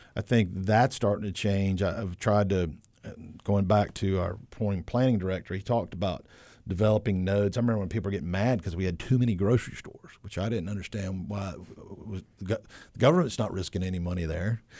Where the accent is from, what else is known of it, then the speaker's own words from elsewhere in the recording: High Point, North Carolina, United States; now in Wilmington, United States; I grew up in the Piedmont.